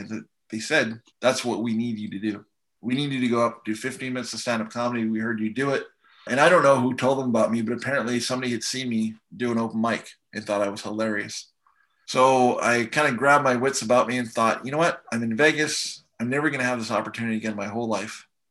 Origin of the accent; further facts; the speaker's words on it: Canada; moved away; also born or lived in Seattle / Vancouver; I'm from Canada